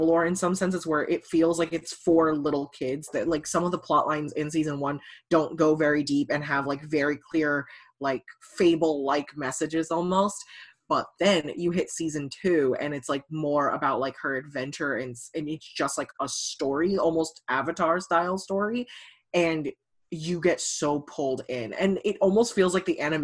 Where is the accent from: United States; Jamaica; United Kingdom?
United States; I'm Chinese American. So my family, my parents are first generation from China. So like they grew up in China and moved here and had me